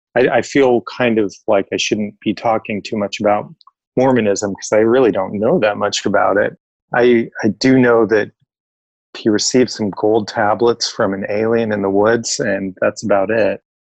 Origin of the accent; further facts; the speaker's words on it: Oregon, United States; Most of my family is from Arizona, but I grew up in Oregon